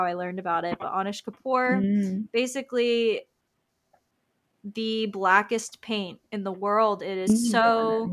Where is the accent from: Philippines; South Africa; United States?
United States; Tampa, Florida; growing up in Tampa, Florida